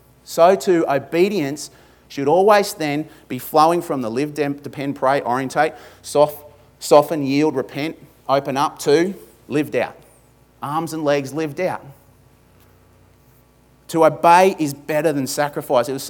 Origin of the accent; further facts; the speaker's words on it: Australia; accent: ocker; my ochre accent